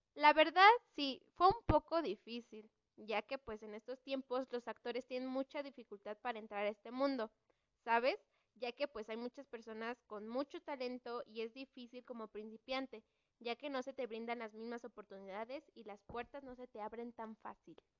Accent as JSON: {"language": "Spanish", "country": "Mexico", "said": "Como mexicana que soy"}